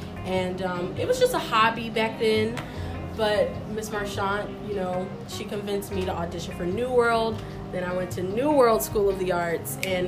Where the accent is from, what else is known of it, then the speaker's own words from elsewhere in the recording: Miami, Florida, United States; I'm from Miami, Florida.